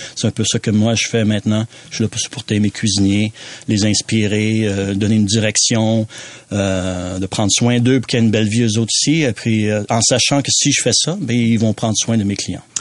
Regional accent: Quebec, Canada; moved away; also born or lived in Western Canada; je suis né au Québec, donc mon grand-père avait une cabane à sucre, euh, mon oncle avait une cabane à sucre, mon père maintenant une cabane à sucre

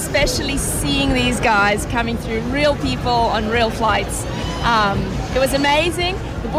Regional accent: South Africa; now in Italy; I'm South African. My husband's Italian. We live there. And so I came back proudly South African

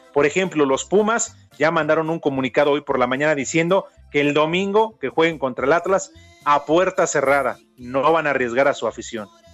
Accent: Mexico; Así somos todos los mexicanos

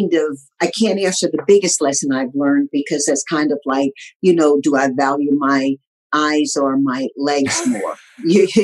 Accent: Tarboro, North Carolina, United States; also born or lived in Southern California; now in Los Angeles, United States; This nappy-headed little colored girl growing up in Tarboro, North Carolina

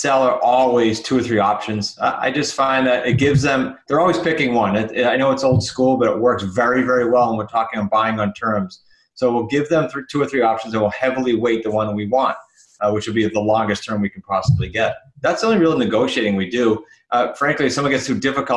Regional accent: New England, United States; we're from New England

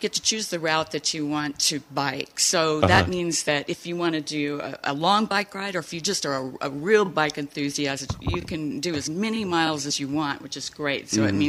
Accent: Chicago, Illinois, United States; now in Saugatuck, United States; Chicago. And that's where I sort of got my start. And then I ended up in Saugatuck and Douglas one weekend, fell in love with it, and just gave up Chicago and moved here.

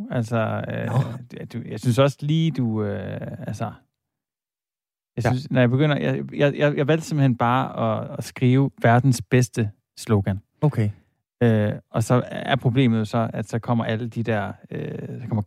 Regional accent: Silkeborg, Central Denmark Region, Denmark; jeg er opvokset i Silkeborg

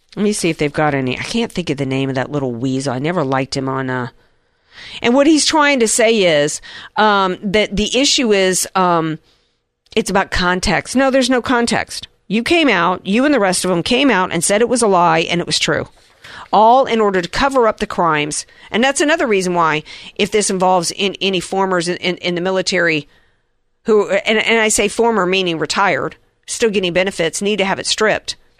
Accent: the South, United States; being a Southerner

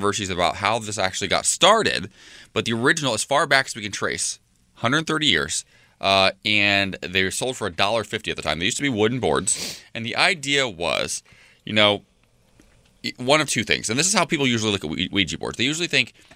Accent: Ohio, United States; It's the heartland of America, my home state.

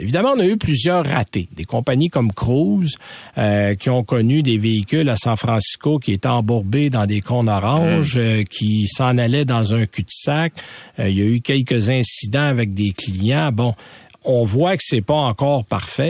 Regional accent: Quebec, Canada; chez nous au Québec

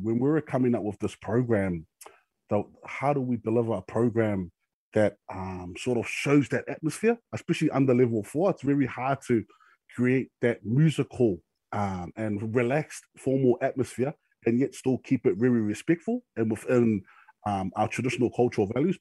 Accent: Auckland, New Zealand; I was born here in New Zealand, and family's been here, came here in 1976, and we basically live here in central Auckland

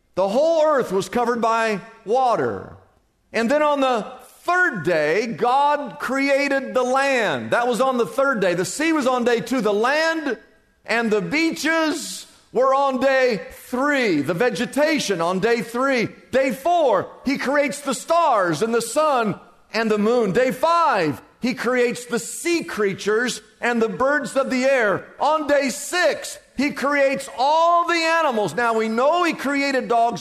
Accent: Des Moines, Iowa, United States; moved away as an adult; now in Southern California, United States; I remember the day I moved from Des Moines, Iowa, to come to Southern California

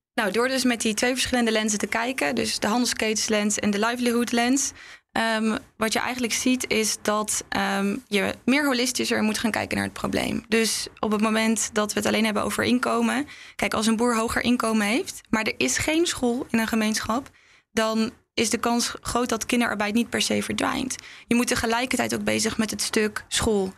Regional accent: Netherlands; ik ben ook een Nederlandse vrouw die dan daar in een dorp rondloopt

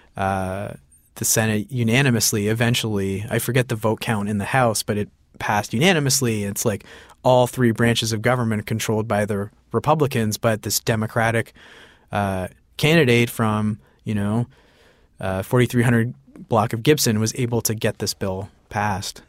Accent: Sarnia, Ontario, Canada; I grew up in Sarnia, Ontario. My parents are immigrants

